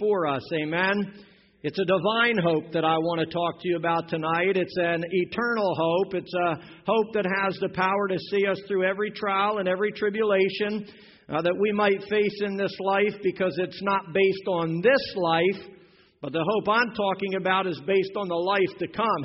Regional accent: Pennsylvania, United States; moved away; When I was a kid growing up in Pennsylvania

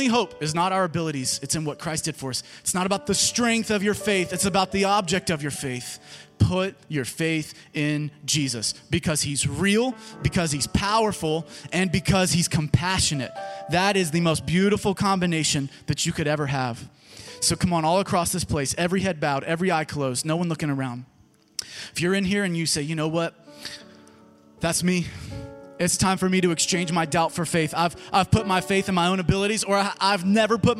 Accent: Germantown, United States; this is my hometown.

